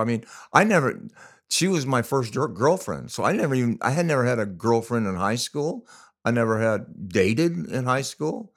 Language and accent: English; La Mirada, California, United States; when we were in high school, we grew up in La Mirada